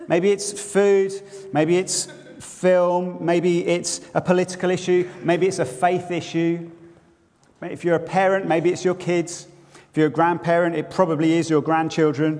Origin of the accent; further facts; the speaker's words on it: Bedford, East of England, United Kingdom; now in Edinburgh, United Kingdom; my hometown where I grew up, one of whom's tourist slogans was once, Bedford, it's less than an hour away.